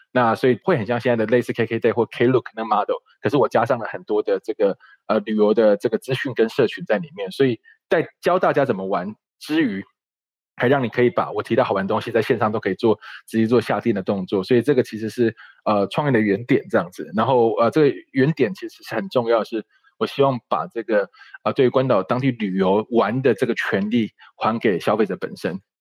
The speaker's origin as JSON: {"language": "Chinese", "region": "Tainan", "country": "Taiwan", "tie": "born or raised there", "said": "我本身是台南人，哦，我只是离嘉义很近的台南，北台南这样在，在那个后壁一带"}